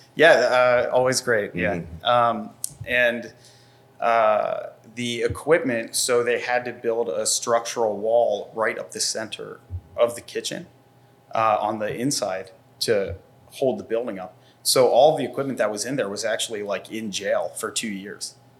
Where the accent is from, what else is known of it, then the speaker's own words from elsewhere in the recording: Bucks County, Pennsylvania, United States; also born or lived in New York; I grew up in Bucks County